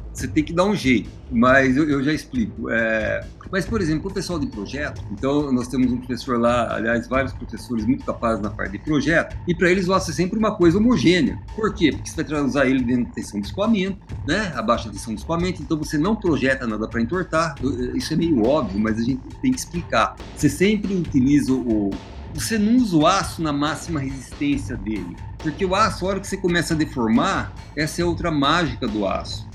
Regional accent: São Carlos, São Paulo, Brazil; moved away as an adult; now in Londrina, Brazil; sou de São Carlos

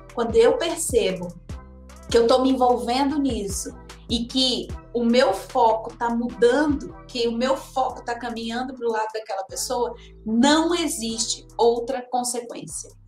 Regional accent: interior of Bahia, Brazil; moved away; also born or lived in São Paulo; Eu, eu, eu nasci em São Paulo, mas eu fui criada numa cidadezinha do interior da Bahia e depois que eu fui para São Paulo.

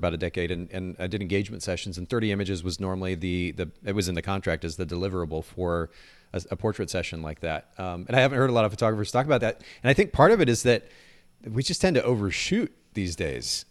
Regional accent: Japan; moved away; I grew up in Japan

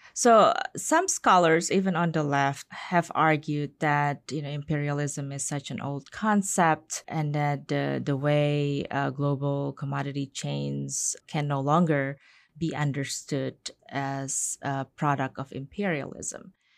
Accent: Indonesia; now in United States; I'm from Indonesia.

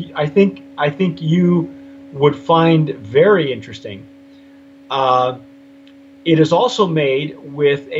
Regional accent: Southern California, United States; I'm a city kid. I was born in Southern California

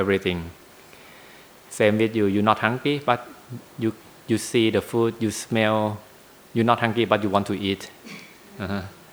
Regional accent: Bangkok, Thailand; English is a second language; moved away; I'm from Bangkok

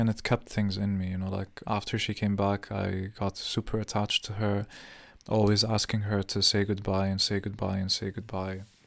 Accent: Jordan; moved away; growing up in Jordan

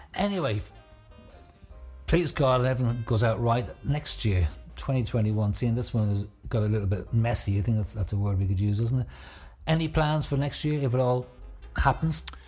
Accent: Ireland; moved away; back home in Ireland

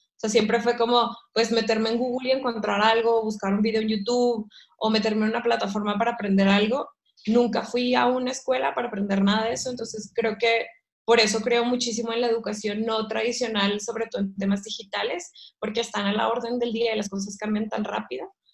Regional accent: Ciudad Victoria, Tamaulipas, Mexico; moved away as an adult; also born or lived in London; yo soy de Ciudad Victoria, Tamaulipas, que es el norte de México

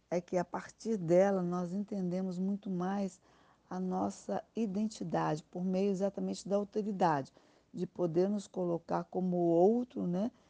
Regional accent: Brazil; moved away; also born or lived in Spain; eu me senti muito mais brasileira e compreendi também é, a partir do momento que eu retornei ao Brasil, que eu sou espanhola.

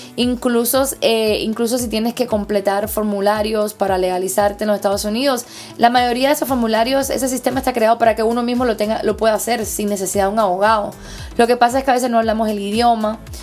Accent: Cuba; now in United States; siendo cubana, latina

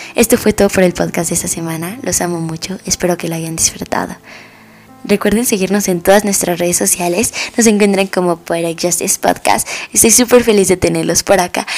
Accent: Mexico

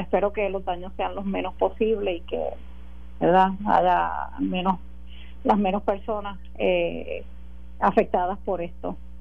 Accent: Puerto Rico; como puertorriqueña

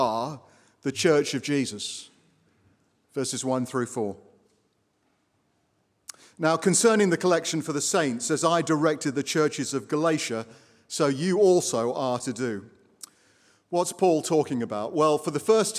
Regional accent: Watford, East of England, United Kingdom; now in United States

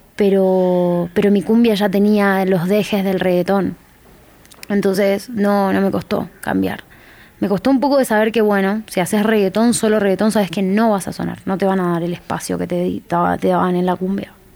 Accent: Jujuy, Argentina; also born or lived in Tucumán, Argentina; now in Buenos Aires, Argentina; yo ya venía de Jujuy, que es la provincia más al norte donde yo nací, a Tucumán

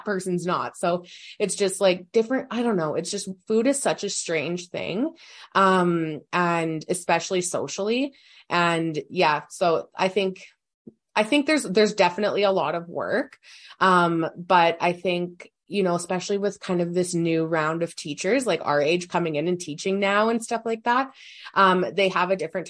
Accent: Saskatoon, Saskatchewan, Canada; grew up in Saskatoon.

